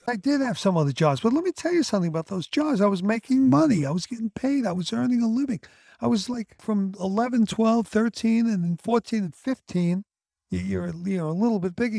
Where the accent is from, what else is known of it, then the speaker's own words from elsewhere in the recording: New York City, New York, United States; I'm from Sheepshead Bay